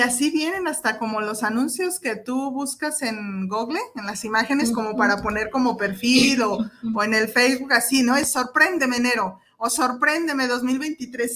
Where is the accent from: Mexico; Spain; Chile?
Mexico; como mexicanos